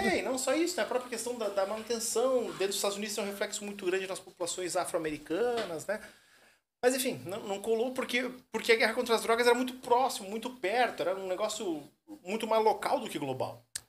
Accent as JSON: {"language": "Portuguese", "town": "Curitiba", "region": "Paraná", "country": "Brazil", "moved": "as an adult", "lives_now": "Joinville, Brazil", "said": "Curitiba. Eu sou Curitiba. curitibano, né? Eu sou curitibano. Eu tô desde 2013 três aqui em, Joinville."}